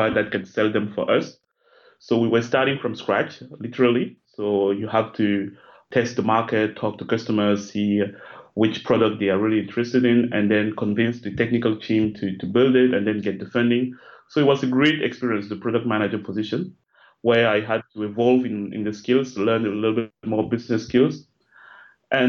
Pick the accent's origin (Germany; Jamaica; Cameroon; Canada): Cameroon; now in Paris, France; I live in Paris, in France. I'm originally from Cameroon